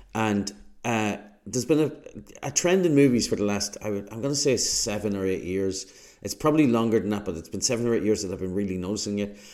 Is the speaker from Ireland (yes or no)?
yes; Ireland; as an Irishman